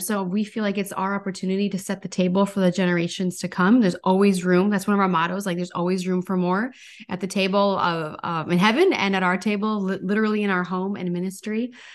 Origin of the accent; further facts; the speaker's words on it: North Dakota, United States; now in Minneapolis, United States; I'm originally from North Dakota